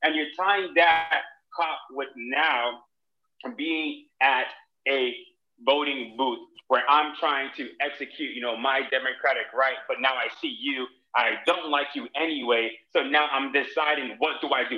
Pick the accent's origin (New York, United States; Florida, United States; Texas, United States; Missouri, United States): Florida, United States; Miami; I'm from Miami